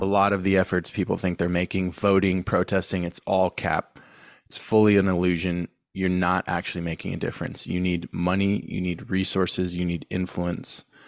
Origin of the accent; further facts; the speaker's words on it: San Diego, California, United States; I'm from San Diego, born and raised